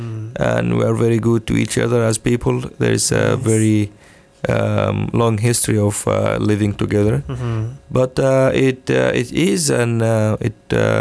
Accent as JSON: {"language": "English", "country": "Sudan", "said": "I'm from the North"}